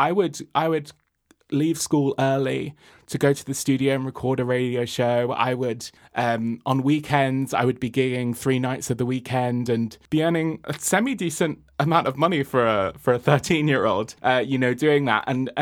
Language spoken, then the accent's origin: English; Spain; moved away as an adult; now in London, United Kingdom; I grew up in Spain. And then I moved to London when I was 18.